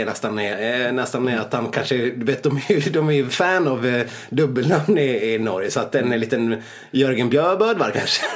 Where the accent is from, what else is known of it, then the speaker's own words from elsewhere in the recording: Saxdalen, Dalarna County, Sweden; inte hemma i Saxdalen